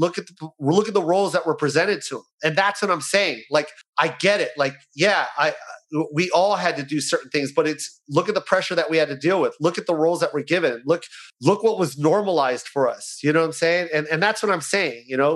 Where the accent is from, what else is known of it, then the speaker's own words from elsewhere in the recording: United States; I hate telling people I'm half Filipino, half white